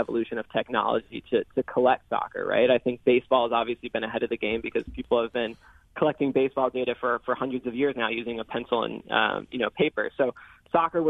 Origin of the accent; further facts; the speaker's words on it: New York City, New York, United States; I'm from New York City